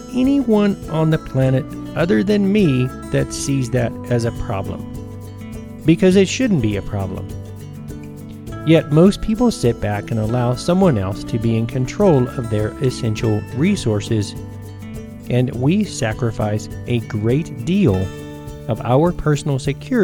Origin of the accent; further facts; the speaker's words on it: Tennessee and northern Georgia, United States; growing up in Tennessee and northern Georgia